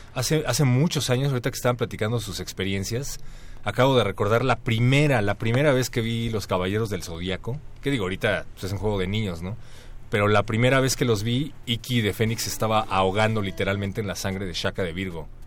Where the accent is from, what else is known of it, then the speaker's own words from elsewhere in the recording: Mexico; nosotros como mexicanos